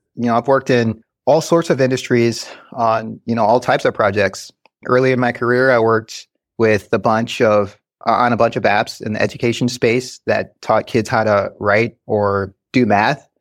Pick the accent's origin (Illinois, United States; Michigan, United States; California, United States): Michigan, United States; Westland; also born or lived in Grand Rapids, Michigan; Went to school in Westland